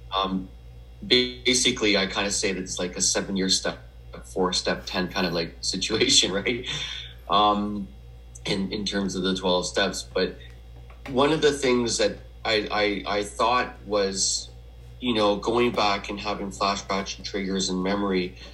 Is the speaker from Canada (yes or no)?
yes; Edmonton, Alberta, Canada; I was born in Edmonton, Alberta, in Western Canada